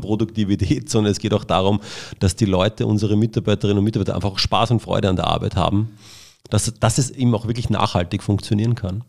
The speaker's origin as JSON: {"language": "German", "country": "Austria", "also_born_or_lived": "Cologne", "said": "ich bin ein Österreicher"}